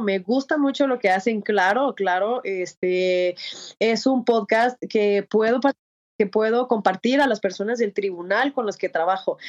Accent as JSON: {"language": "Spanish", "town": "Comitán", "region": "Chiapas", "country": "Mexico", "tie": "born or raised there", "moved": "as an adult", "lives_now": "Mexico City, Mexico", "said": "en mi pueblo, yo soy de Comitán, Chiapas"}